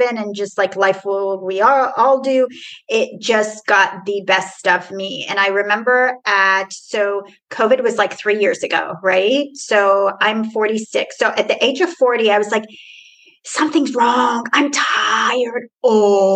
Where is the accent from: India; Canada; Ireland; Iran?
Iran; Tehran, Tehran Province; now in Houston, United States; I am originally from Iran, Tehran. So I was not born in here. So I'm a first generation immigrant. And I literally came from Iran to Houston.